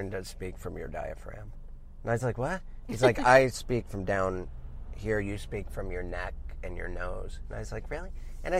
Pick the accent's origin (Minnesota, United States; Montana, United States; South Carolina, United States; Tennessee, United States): Montana, United States; Missoula; moved away; my hometown of Missoula, Montana.